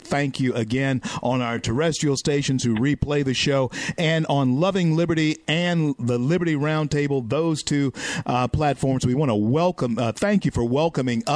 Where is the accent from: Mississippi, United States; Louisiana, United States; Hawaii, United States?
Louisiana, United States; my home state, the great state of Louisiana